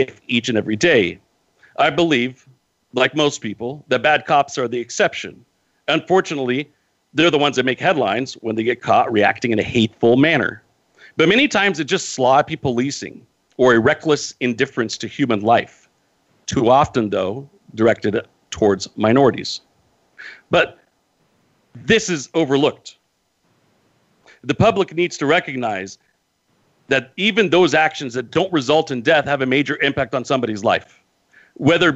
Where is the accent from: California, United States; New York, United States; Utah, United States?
California, United States; Modesto; I live in the United States, born and raised here